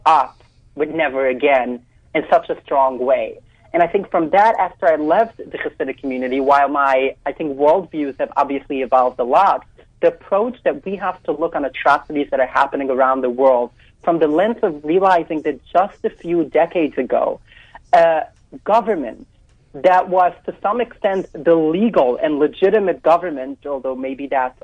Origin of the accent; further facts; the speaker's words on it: New York City, New York, United States; I grew up in Williamsburg in Brooklyn.